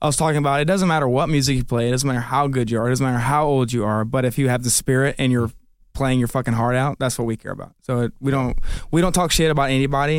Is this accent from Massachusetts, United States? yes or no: no; Buford, Georgia, United States; we grew up in Buford